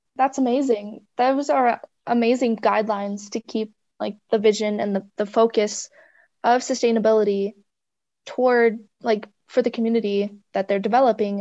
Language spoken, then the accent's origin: English; Grand Lake, Colorado, United States; now in Steamboat Springs, United States; I'm originally from Grand Lake, Colorado, which is a mere two hours away from Steamboat